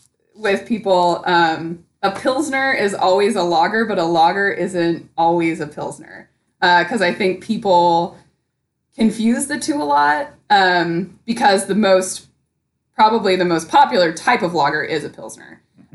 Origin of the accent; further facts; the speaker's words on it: Portland, Oregon, United States; I grew up in the Portland area, kind of during the craft beer scene